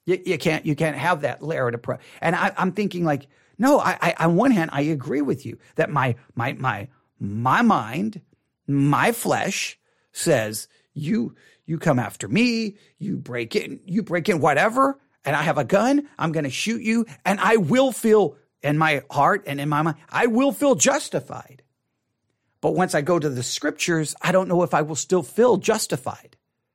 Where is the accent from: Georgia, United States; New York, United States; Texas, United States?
Texas, United States; Okay, I know I was raised here in Texas. I know how it is